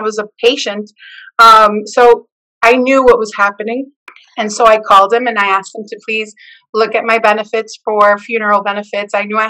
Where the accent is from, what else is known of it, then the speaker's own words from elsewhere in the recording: El Salvador; And I connected with her because I'm from El Salvador.